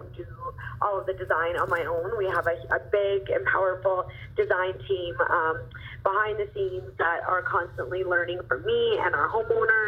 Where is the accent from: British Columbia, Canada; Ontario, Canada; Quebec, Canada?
British Columbia, Canada; Kelowna; in Kelowna, British Columbia, which is really cool because that's my hometown